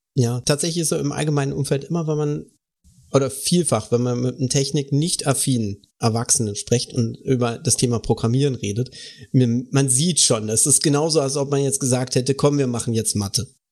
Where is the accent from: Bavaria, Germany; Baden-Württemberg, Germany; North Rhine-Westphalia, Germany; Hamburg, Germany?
Baden-Württemberg, Germany; bei uns im Süden ist das nicht so verbreitet. Tatsächlich, also äh, bin Bundesland Baden-Württemberg